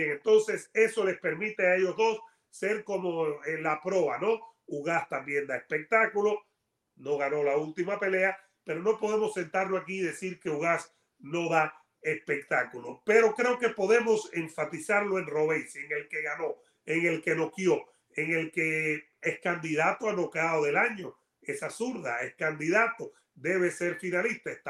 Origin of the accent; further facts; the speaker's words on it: United States; porque yo no veo nacionalidad en los deportes. Yo no la veo. Yo soy americano, estadounidense.